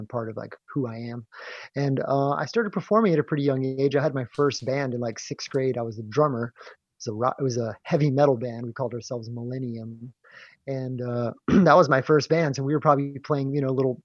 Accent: Phoenix, Arizona, United States; moved away as an adult; also born or lived in Tempe, Arizona / Mesa, Arizona / San Diego, California / Oregon; I grew up in Phoenix. I grew up in like Tempe, Mesa, Arizona

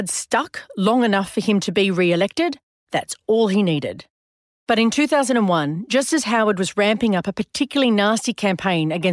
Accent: Australia; in my home country

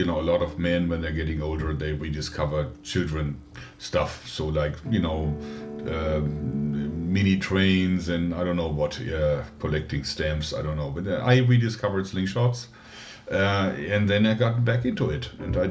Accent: Dortmund, North Rhine-Westphalia, Germany; I grew up in a suburb of Dortmund, which is a major city in Germany with about 600,000 people in there, right in the Ruhrgebiet area

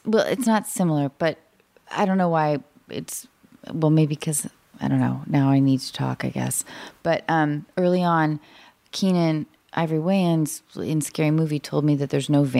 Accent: Seattle, Washington, United States; moved away; because I grew up in Seattle or north of Seattle

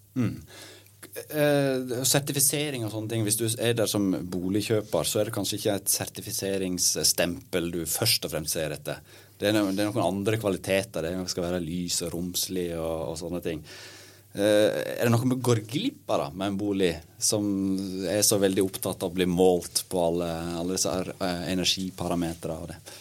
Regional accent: Sogn, Vestland, Norway; i Sogn, der jeg kommer fra

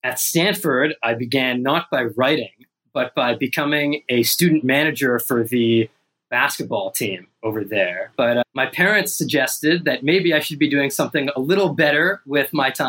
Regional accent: Toronto, Ontario, Canada; moved away as an adult; also born or lived in California, United States; now in New York, United States; I grew up in Toronto, like you mentioned, near Bathurst and Eglinton, for those curious. I left Toronto at the age of 18 for university. I moved to the US and went to Stanford University in California.

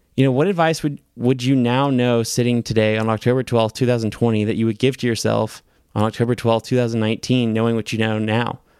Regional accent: the South, United States; us growing up in the South

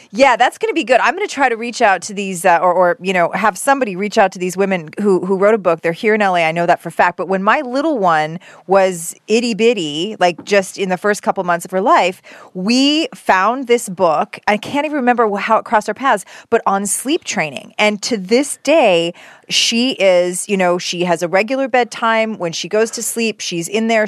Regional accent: Canada; moved away as an adult; now in United States; as a Canadian

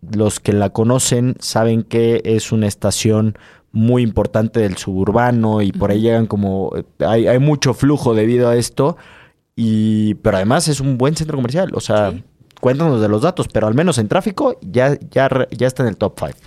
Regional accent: Mexico; es una plaza que está al sureste de nuestro país

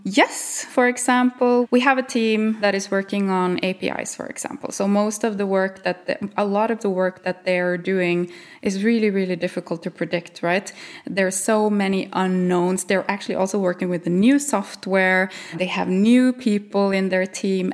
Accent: Norway; English is a second language; I'm from Norway

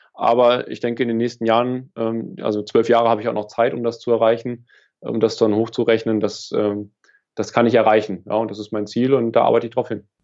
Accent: Lower Saxony, Germany; Niedersachsen ist äh, meine Heimat. Ja. Mhm. Ähm, ich komme vom Dorf hier

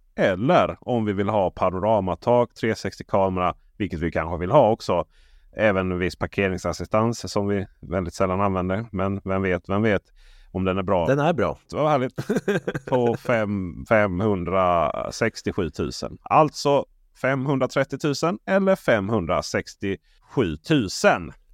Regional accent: Blekinge, Sweden; Jag är ju från Blekinge

